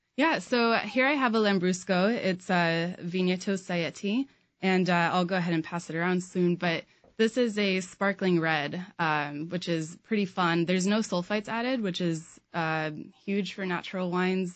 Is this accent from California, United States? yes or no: yes; Sonoma County, California, United States; moved away; I grew up in Sonoma County, California